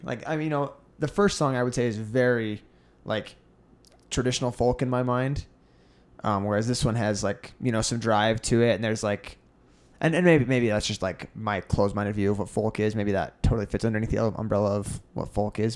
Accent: United States

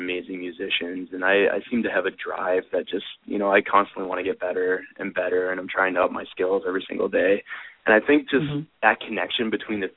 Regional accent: Canada; accent: Canadian

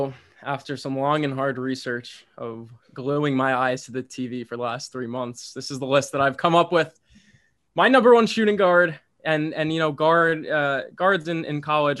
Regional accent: Connecticut, United States; I'm from Connecticut. None of this really makes sense anyway.

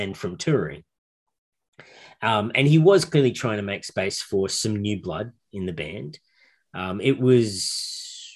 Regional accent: Australia; I and my intrepid brother, David, we're both from Australia. We're not even Americans

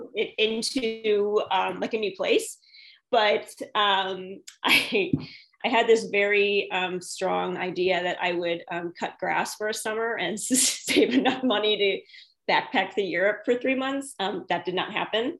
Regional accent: St. Louis, Missouri, United States; born and raised in St. Louis, Missouri.

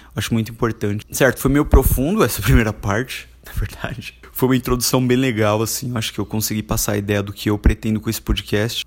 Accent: Carapicuíba, São Paulo, Brazil; Eu fui criado em Carapicuíba, que é uma cidade vizinha de Osasco

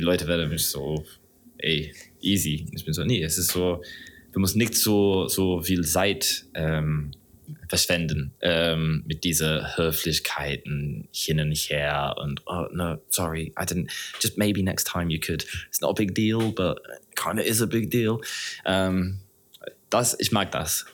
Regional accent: Southern England, United Kingdom; German is a second language; moved away as an adult; now in Berlin, Germany; ich komme original aus, aus Großbritannien, aus England, Südengland

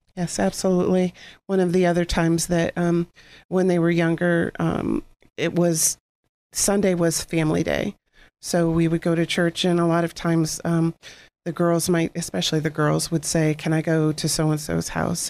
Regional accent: Girard, Pennsylvania, United States; I, I grew up, we both grew up in Girard

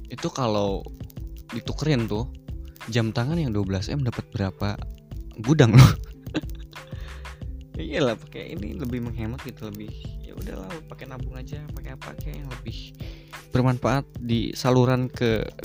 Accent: West Java, Indonesia; jujur aku tuh orang Sunda ya aing teh orang Sunda

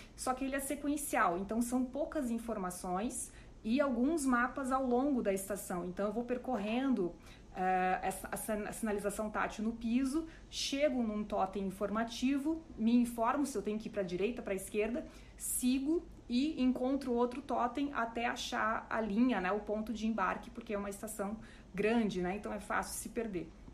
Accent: Joinville, Santa Catarina, Brazil; na minha cidade natal, em Joinville

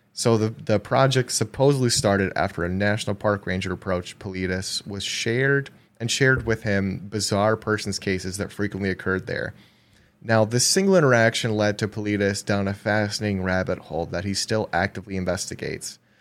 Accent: Wisconsin, United States; we're from Wisconsin

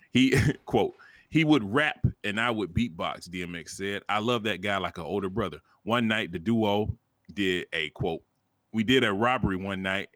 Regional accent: the South, United States; I'm from the South

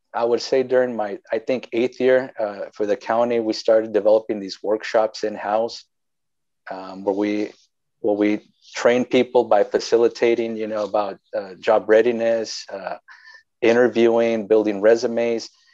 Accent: Wasco, California, United States; I'm actually from Wasco, born and raised there, and you know I think one of the few that that still live in the place that they were born

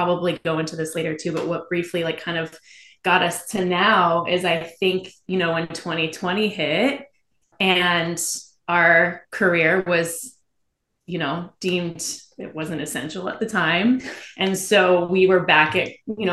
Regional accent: Midwest, United States; I came from the Midwest

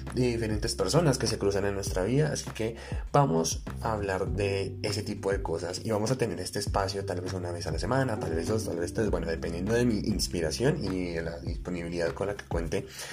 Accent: Colombia; soy un colombiano de pie

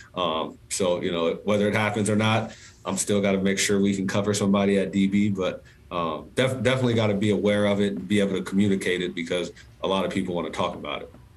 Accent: San Diego, California, United States; also born or lived in Boulder, Colorado; San Diego is home. You know, I, I love being here. My family's here. I met my wife here. Um, so obviously, Colorado's my alma mater. Um, but but San Diego's home. I, I, I, love being being in my hometown

